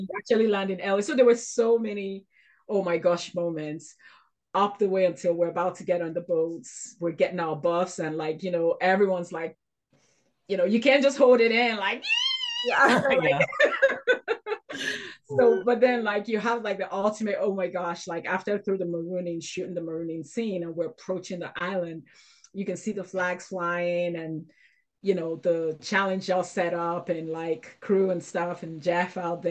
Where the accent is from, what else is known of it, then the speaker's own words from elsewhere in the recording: Nigeria; I grew up in Nigeria